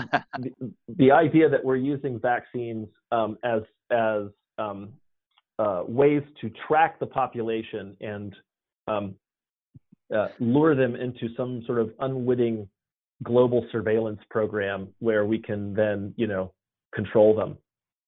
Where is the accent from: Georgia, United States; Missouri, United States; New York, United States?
Georgia, United States; Atlanta; I was born and raised in Atlanta, and I live here now.